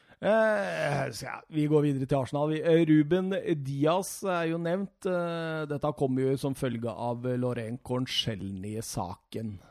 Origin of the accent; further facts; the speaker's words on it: Rjukan, Vestfold og Telemark, Norway; moved away; hjemme på Rjukan